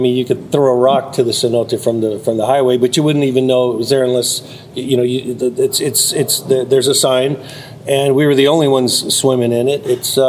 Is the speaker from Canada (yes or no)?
no; Mexico; also born or lived in Latin America; now in Austin, United States; I'm from Austin, Texas. I came down hired by the Outfitters to document this trip, and it's been an incredible adventure. I grew up in Mexico